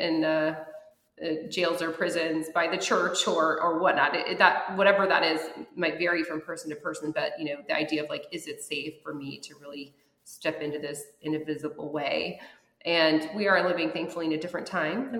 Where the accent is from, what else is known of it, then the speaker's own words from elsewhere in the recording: Lafayette, Colorado, United States; moved away as an adult; also born or lived in Denver; now in Los Angeles, United States; my hometown of Lafayette, Colorado, which is this tiny little town